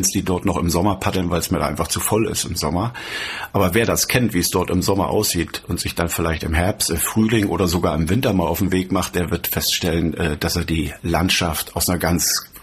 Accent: Rostock, Mecklenburg-Vorpommern, Germany; Ich bin ja in Rostock geboren, äh, konnte praktisch bis zur Wende meinen Aktionsradius nur beschränken ähm, auf Binnengewässer.

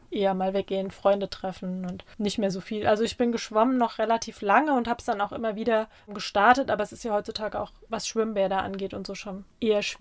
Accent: Oppenheim, Rhineland-Palatinate, Germany; also born or lived in Darmstadt, Germany / Groß-Gerau, Germany; bin in Darmstadt geboren, habe mein erstes Lebensjahr da verbracht, bin dann nach Groß-Gerau gezogen, beziehungsweise da in den Stadtteil und bin in Oppenheim aufgewachsen.

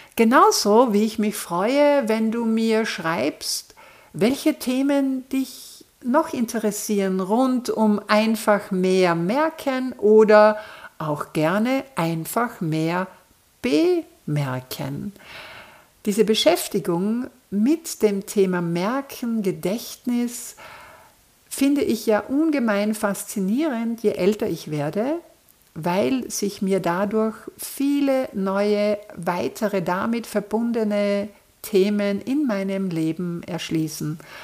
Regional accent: Austria; hier bei uns in Österreich

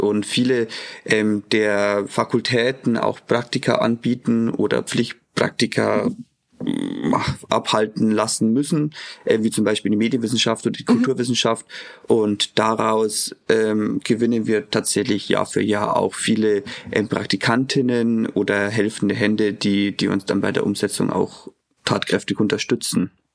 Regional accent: Eichstätt, Bavaria, Germany; moved away as an adult; now in Regensburg, Germany; Ich komme gebürtig aus Eichstätt, bin aber dann auch fürs Studium nach Regensburg gekommen

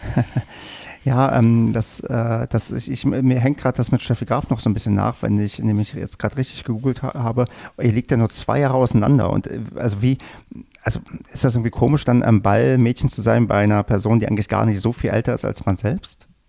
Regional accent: Brandenburg, Germany; now in North Rhine-Westphalia, Germany; was ich in meiner Jugend in Brandenburg gehört hatte, was aber dann hier in NRW keiner benutzt

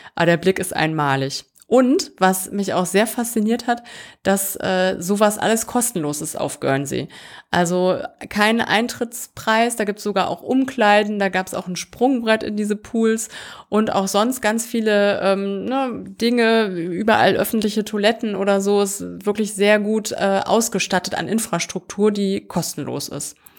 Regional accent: Germany; als äh, Deutsche

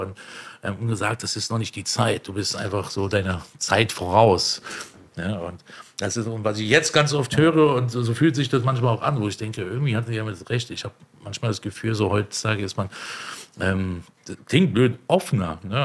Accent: Berlin, Germany; Also ich bin in Neukölln aufgewachsen

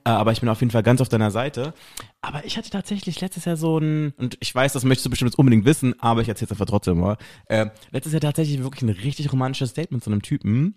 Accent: West Germany, Germany; moved away; ich bin halt so ein richtiger Wessi

